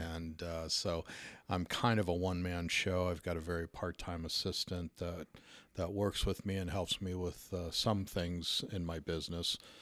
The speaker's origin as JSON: {"language": "English", "town": "Park Ridge", "region": "Illinois", "country": "United States", "tie": "born or raised there", "said": "I grew up in Park Ridge, which is a suburb of Chicago"}